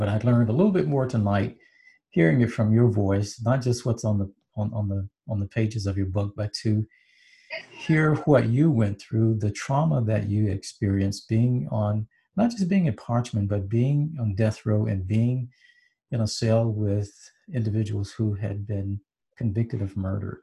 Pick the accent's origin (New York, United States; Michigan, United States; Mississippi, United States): Mississippi, United States; Hattiesburg; we're all from Mississippi. I'm from Hattiesburg.